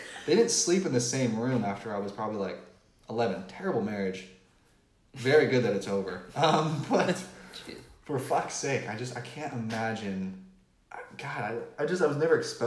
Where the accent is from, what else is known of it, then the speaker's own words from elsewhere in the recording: Pacific Northwest, United States; moved away; the Pacific Northwest where I'm from